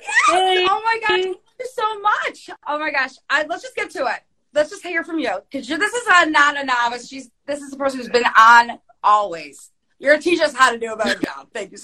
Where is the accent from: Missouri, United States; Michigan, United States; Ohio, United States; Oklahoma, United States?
Ohio, United States; I'm from the Midwest as well. I'm from Ohio